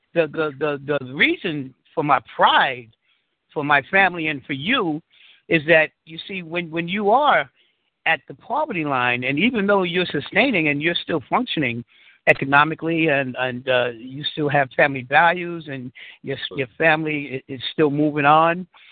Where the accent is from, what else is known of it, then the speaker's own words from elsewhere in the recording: New York City, New York, United States; born and raised in Harlem in the Bronx